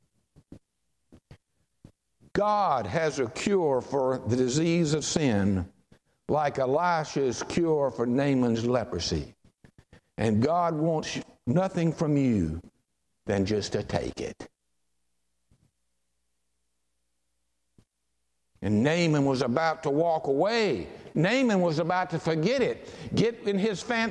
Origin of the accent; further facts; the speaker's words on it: Charlotte, North Carolina, United States; growing up in Charlotte, and my pastor all my life was Dr. Claude Broach at St. John's Baptist Church.